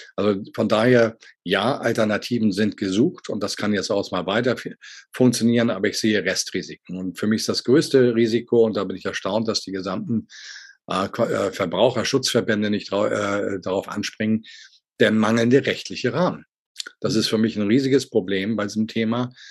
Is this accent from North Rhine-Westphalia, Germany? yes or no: no; Hamburg, Germany; als Hamburger Jung